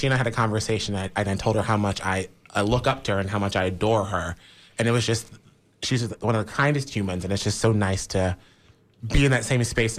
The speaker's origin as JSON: {"language": "English", "town": "Pensacola", "region": "Florida", "country": "United States", "tie": "born or raised there", "also_born_or_lived": "Tampa Bay", "moved": "as an adult", "lives_now": "Tampa, United States", "said": "So I was born and raised in Pensacola, Florida, which is right on the panhandle. It's like on the borderline of Alabama, Mississippi."}